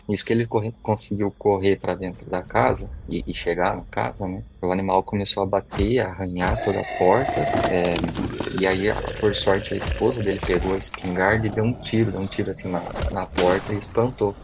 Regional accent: São Paulo, Brazil; also born or lived in Itaberá; tenho 33 anos, sou aqui de São Paulo, capital

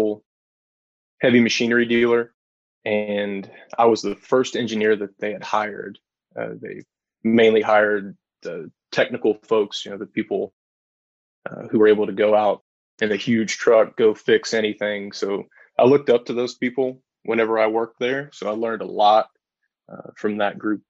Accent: Lebanon, Kentucky, United States; I grew up in Central Kentucky, grew up in Lebanon, went to school, Marion County High School.

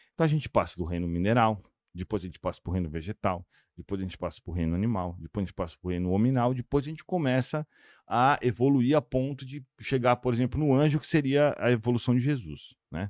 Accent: São Paulo, Brazil; now in Monaco; Eu sou de São Paulo, né? Eu moro hoje em Monaco

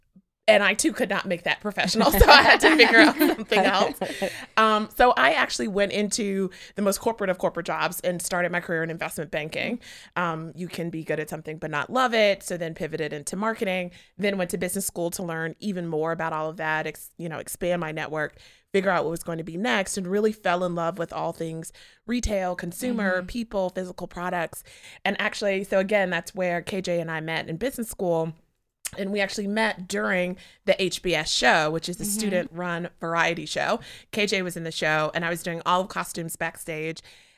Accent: Charlotte, North Carolina, United States; So I also grew up performing. I grew up in Charlotte, North Carolina.

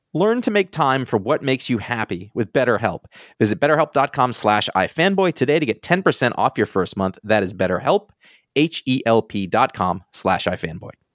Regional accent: Maine, United States; I grew up in Maine

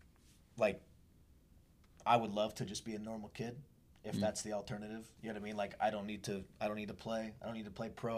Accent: Washington, United States; I grew up in Washington State, and the biggest hospital is, like, 2.5 hours away

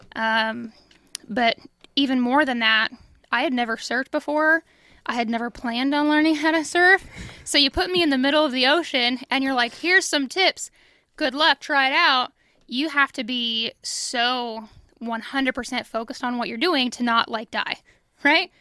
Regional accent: Illinois, United States; moved away as an adult; now in Kansas City area, United States; I'm from Illinois

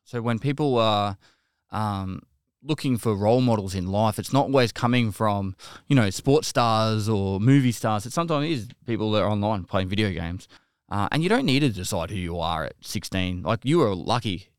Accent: Geelong, Victoria, Australia; I'm a Geelong boy at heart, so I grew up in Geelong

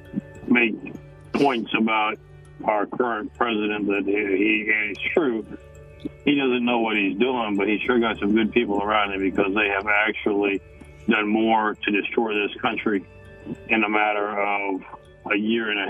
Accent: United States; as the American people

